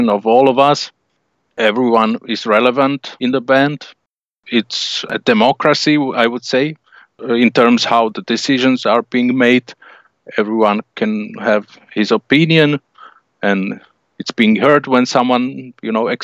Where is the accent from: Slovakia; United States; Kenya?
Slovakia; we're from Slovakia